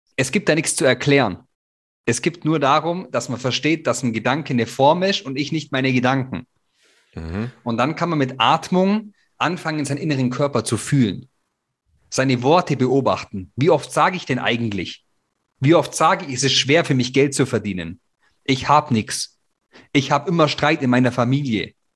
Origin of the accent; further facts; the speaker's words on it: Germany; wir Deutschen